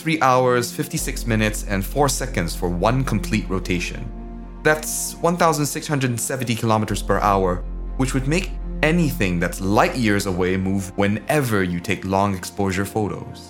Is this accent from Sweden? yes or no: no; Indonesia; As a kid, growing up in Indonesia in the 1980s